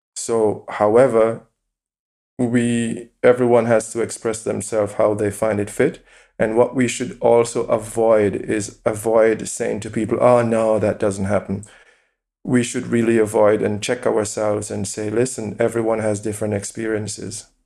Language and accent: English; Jamaica; moved away as an adult; now in Essen, Germany; I was born in Jamaica, I grew up in Jamaica, I know exactly I'm Jamaican